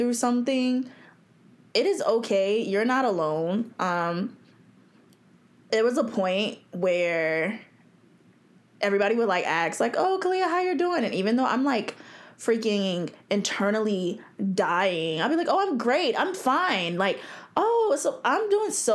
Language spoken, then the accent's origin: English; New Jersey, United States; now in Virginia Beach, United States; I grew up in New Jersey